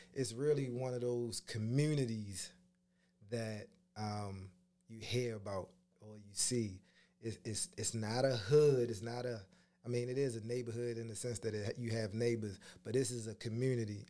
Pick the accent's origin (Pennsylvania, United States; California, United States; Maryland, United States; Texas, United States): Maryland, United States; Pumphrey; I grew up in this wonderful, beautiful place called Pumphrey